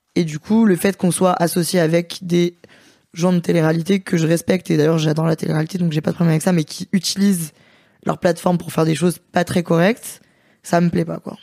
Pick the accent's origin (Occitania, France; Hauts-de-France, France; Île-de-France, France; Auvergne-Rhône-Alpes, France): Auvergne-Rhône-Alpes, France; Lyon; Moi, je suis lyonnaise